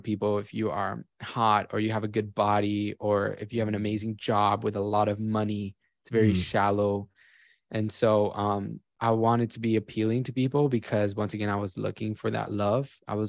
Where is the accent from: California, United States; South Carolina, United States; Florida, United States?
Florida, United States; Miami; And I grew up in Miami. My family was always doing cruise ships all the time.